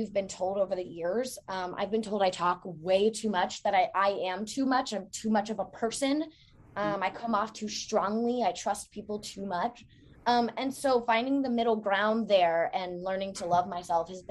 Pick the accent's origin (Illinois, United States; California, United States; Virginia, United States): Virginia, United States; Newport News; now in Norfolk, United States; I was born in Newport News